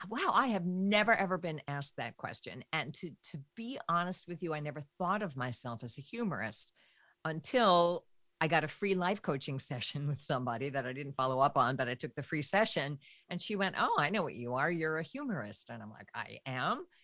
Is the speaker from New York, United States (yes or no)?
yes; New York, United States; I grew up in New York